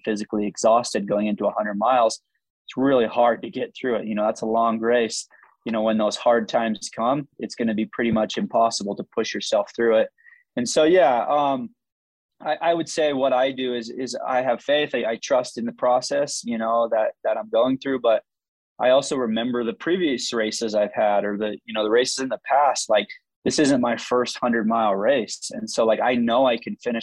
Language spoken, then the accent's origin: English; near Zion National Park, Utah, United States; I grew up near Zion National Park, near the Grand Canyon